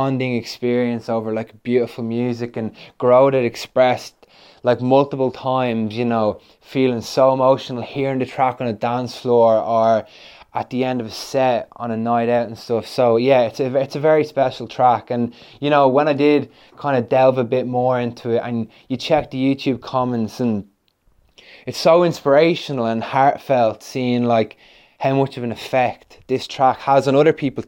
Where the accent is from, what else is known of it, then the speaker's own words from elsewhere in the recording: Ireland; now in London, United Kingdom; we're an Irish duo who make tunes remotely. I'm based in London